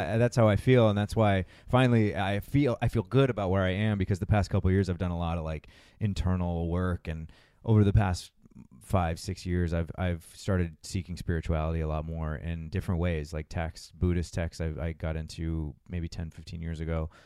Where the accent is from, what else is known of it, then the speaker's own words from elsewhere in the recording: Massachusetts, United States; moved away as an adult; also born or lived in Los Angeles; I grew up in Massachusetts twenty-three years there